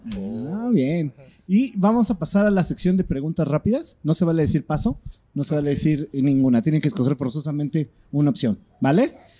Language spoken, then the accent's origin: Spanish; Mexico; como mexicanos